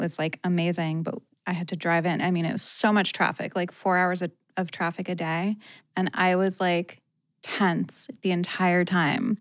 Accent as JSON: {"language": "English", "region": "Rhode Island", "country": "United States", "tie": "born or raised there", "moved": "yes", "lives_now": "Los Angeles, United States", "said": "I grew up in Rhode Island"}